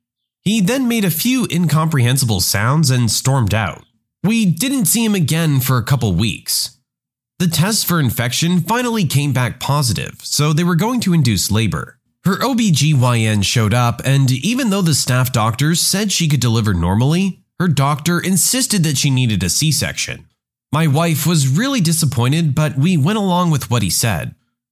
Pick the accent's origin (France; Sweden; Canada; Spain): Spain; English is a second language; I'm from Spain, and my parents are from Spain as well. I speak Spanish without any accent, not even a local accent.